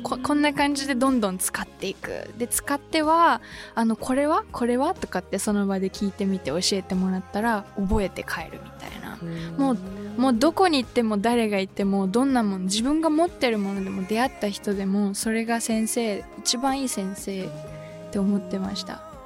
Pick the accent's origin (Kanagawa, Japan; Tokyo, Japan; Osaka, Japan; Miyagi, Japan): Tokyo, Japan; suburbs of; 東京の郊外に生まれ育ったんですけども